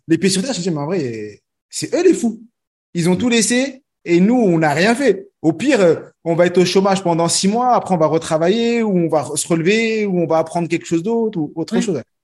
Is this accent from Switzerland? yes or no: no; France; je suis né en France